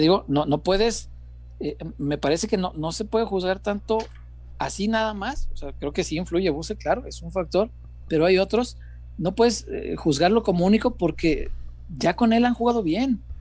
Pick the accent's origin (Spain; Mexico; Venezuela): Mexico; como mexicano